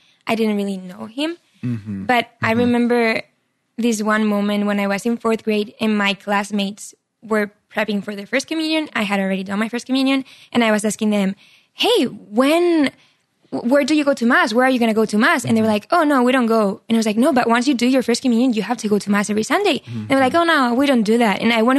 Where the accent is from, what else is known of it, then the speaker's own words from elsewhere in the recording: Barcelona, Catalonia, Spain; English is a second language; moved away as an adult; now in United States; So I'm from Spain, from Barcelona, Yes. I'm 25 years old. I grew up there. Amazing family, Catholic. I studied psychology in college. And right after I finished psychology, I came to America. That was 4 years ago.